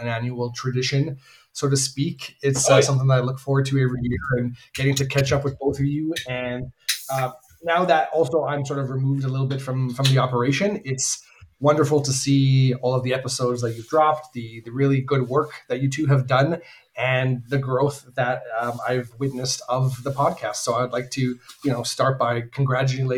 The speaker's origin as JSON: {"language": "English", "country": "Canada", "said": "As a Canadian"}